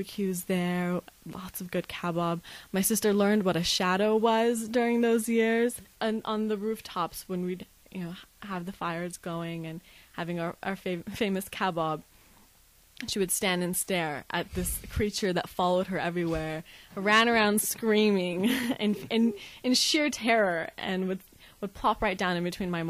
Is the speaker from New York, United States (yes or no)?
no; Las Vegas, Nevada, United States; also born or lived in Isfahan, Iran; at the age of about 3 and 4, we left Iran and a very roundabout way, ended up in Las Vegas, Nevada, where I've spent most